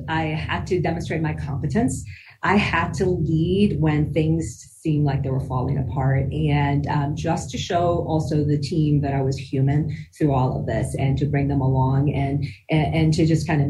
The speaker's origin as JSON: {"language": "English", "town": "Damascus", "region": "Damascus Governorate", "country": "Syria", "tie": "born or raised there", "also_born_or_lived": "Denver, United States", "moved": "yes", "lives_now": "United States", "said": "You know, while I was born here in Denver, Colorado, I actually grew up in the Middle East in Damascus, Syria for many years and came back to the U.S."}